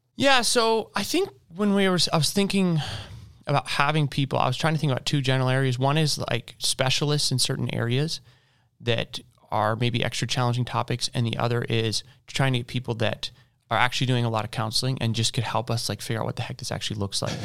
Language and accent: English; Boise, Idaho, United States; now in Louisville, United States; I am from Boise, Idaho.